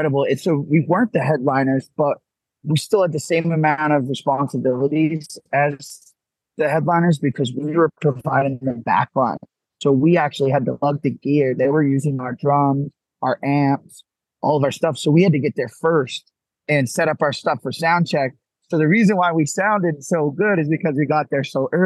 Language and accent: English; Gloucester, Massachusetts, United States; So we're from Gloucester, Massachusetts.